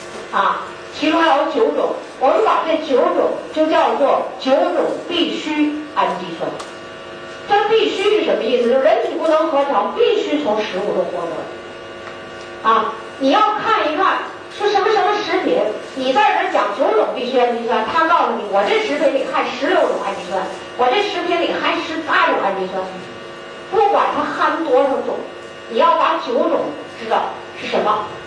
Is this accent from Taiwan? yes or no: no; China; 我们中国人